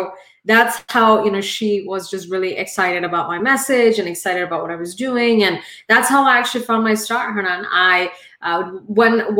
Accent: India; now in United States; I am an immigrant. I am Indian

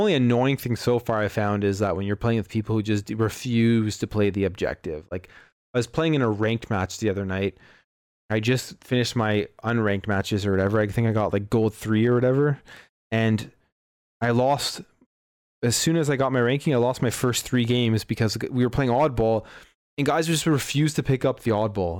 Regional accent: Canada; We're Canadian, though

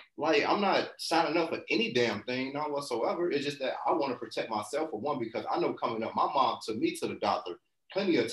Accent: Chicago, Illinois, United States; I'm from Chicago or whatever, and you know, growing up in that environment

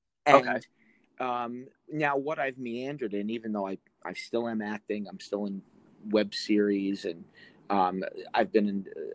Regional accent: New Jersey, United States; born there; also born or lived in Staten Island, New York; Technically 30. I was born in Jersey.

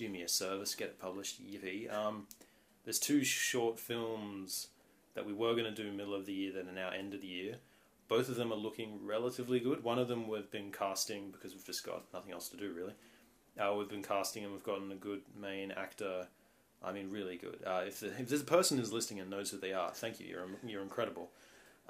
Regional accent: Australia; I was born in Australia, very nice country

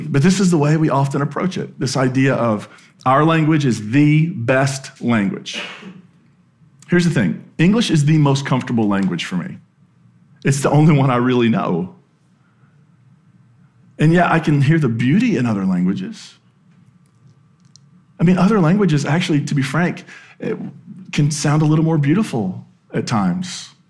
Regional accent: Appalachia, United States; accent: Appalachian; You know, I grew up deep in Appalachia, and I was really embarrassed to have that accent, and I worked really hard to lose it.

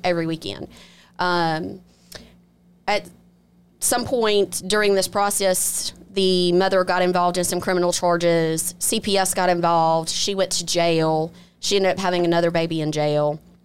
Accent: Biloxi, Mississippi, United States; I'm originally from Biloxi, been here all my life, went off to school and then came right back home

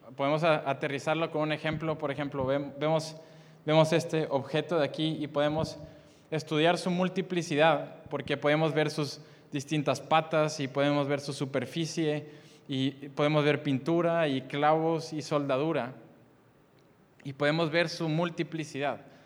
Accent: Monterrey, Nuevo León, Mexico; nací en Monterrey, Nuevo León

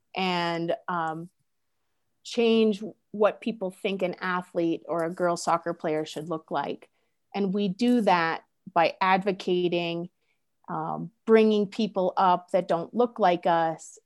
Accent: United States; I use myself as an American

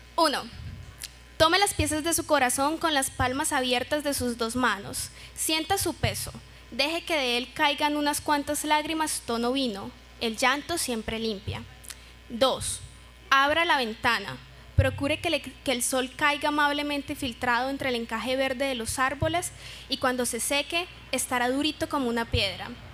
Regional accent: Neiva, Huila, Colombia; Yo vivo feliz diciendo que soy opita y llamo a Neiva Opitalandia

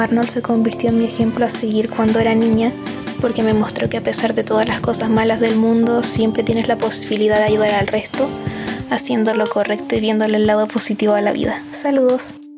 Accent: Chile; soy de Chile.

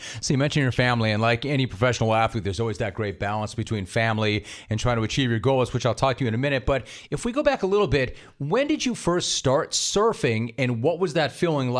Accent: Los Angeles, California, United States; moved away as an adult; I grew up in Los Angeles, and I was not near the water, and then I moved down to where we are right now. And for 6 months, we lived near the water

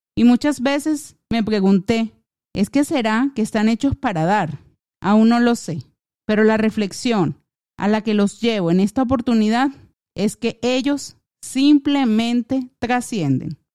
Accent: Venezuelan Andes, Venezuela; mis recuerdos que atesoro con toda mi alma, como lo son los momentos hermosos, paisajes y tradiciones de mi tierra

